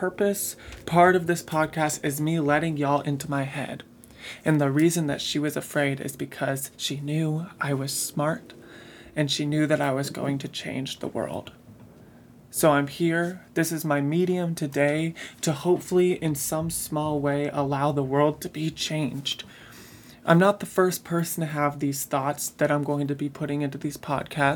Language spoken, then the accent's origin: English; Midwest, United States; I grew up in the Midwest.